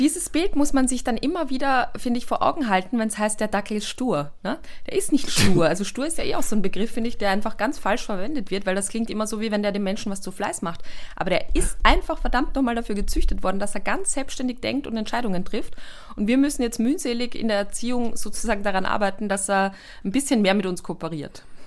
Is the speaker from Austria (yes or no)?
yes; Austria; bei uns in Österreich